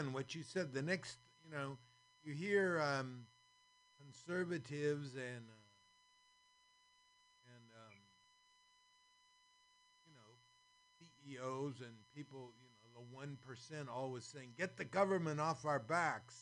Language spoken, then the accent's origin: English; San Francisco, California, United States; I grew up in San Francisco